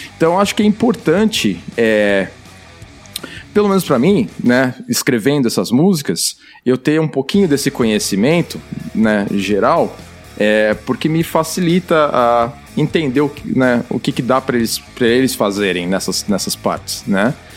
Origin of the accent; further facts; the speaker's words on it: Brazil; now in Vancouver area, Canada; tava crescendo no Brasil